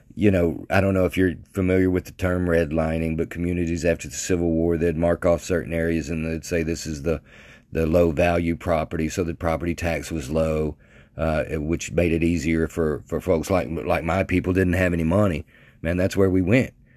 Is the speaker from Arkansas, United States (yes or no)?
yes; Mandeville, Arkansas, United States; I grew up in Mandeville, Arkansas.